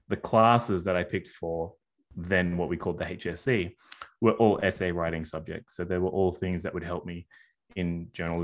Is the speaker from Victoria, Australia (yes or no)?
no; Sydney, New South Wales, Australia; I'm a Sydney born and Sydney raised, uh, boy